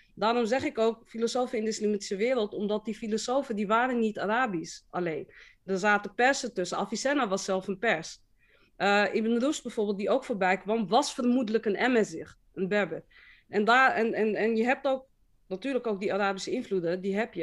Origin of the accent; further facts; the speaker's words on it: Amsterdam, North Holland, Netherlands; Ik ben wel geboren en getogen in Amsterdam